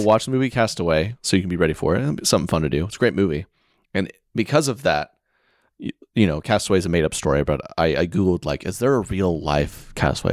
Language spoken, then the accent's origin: English; Oklahoma, United States; moved away; I was from Oklahoma